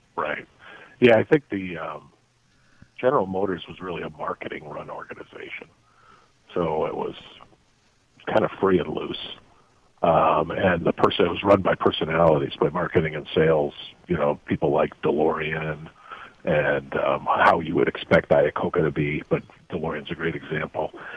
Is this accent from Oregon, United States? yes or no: no; South Bend, Indiana, United States; moved away as an adult; also born or lived in South Africa; I grew up in South Bend, Indiana.